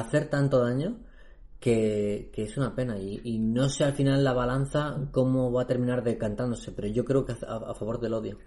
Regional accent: Spain; en España, tío, que hemos vivido en una dictadura pues durante décadas

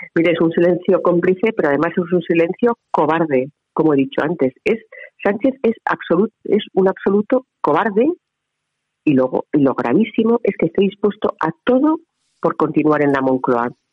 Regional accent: Navarre, Spain; mi tierra

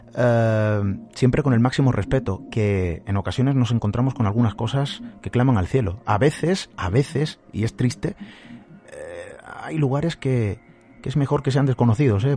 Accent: Málaga, Andalusia, Spain; yo soy de Málaga

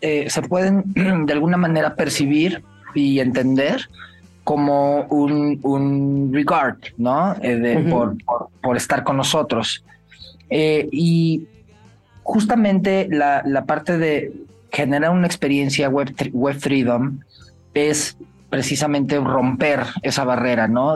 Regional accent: Mexico; los mexicanos, que también estamos por todo el mundo.

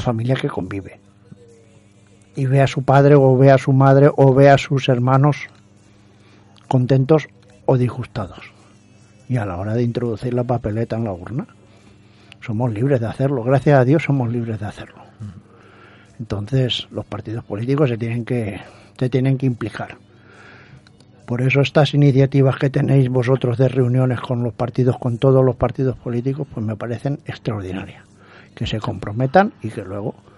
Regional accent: Valencian Community, Spain; yo como valenciano

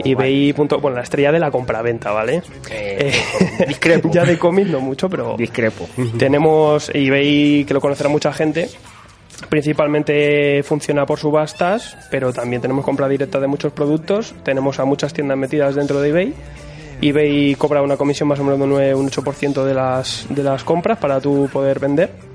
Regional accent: Madrid, Community of Madrid, Spain; somos de Madrid.

